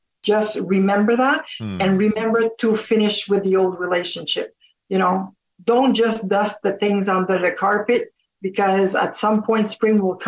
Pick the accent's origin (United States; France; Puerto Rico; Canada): Canada; also born or lived in Ontario; we're Canadian over here. And I was a little girl and I always said, I'm going to move to the States and marry an American. Said that all my life. And turned out that I stayed here, married a Canadian